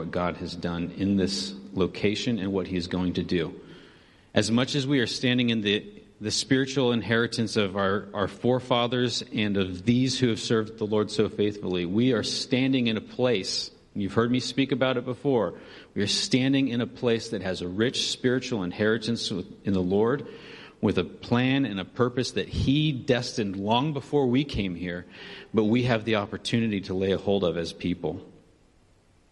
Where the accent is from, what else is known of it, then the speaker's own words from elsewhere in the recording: Benicia, California, United States; moved away as an adult; we came from a little sleepy town in California, Northern California, called Benicia